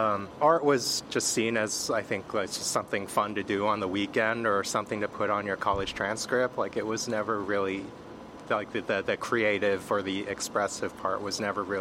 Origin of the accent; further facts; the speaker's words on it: Los Angeles, California, United States; moved away as an adult; also born or lived in Korea; now in New York, United States; I am from L.A. I moved here in 2002. I grew up in the Valley, so, you know, it's very, very suburban upbringing